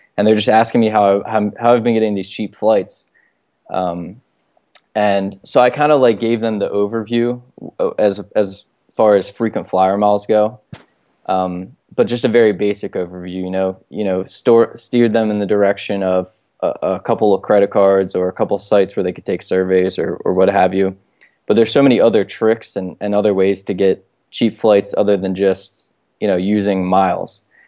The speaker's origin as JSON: {"language": "English", "town": "Baltimore", "region": "Maryland", "country": "United States", "tie": "born or raised there", "said": "I'm born and raised here in Baltimore"}